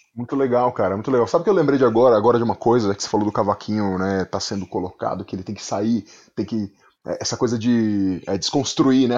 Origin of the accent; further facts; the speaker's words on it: São Paulo, Brazil; accent: paulista; em São Paulo, a gente tem esse sotaque paulista que a gente, que a gente fala, e aí, meu, tá ligado, hum. mano?